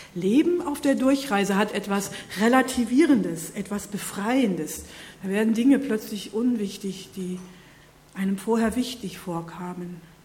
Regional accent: North Rhine-Westphalia, Germany; moved away; In meiner Heimat

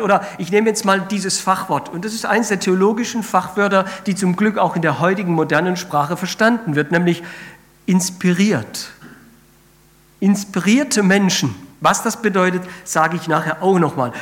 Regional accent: Spain; moved away; ich bin ja in Spanien aufgewachsen

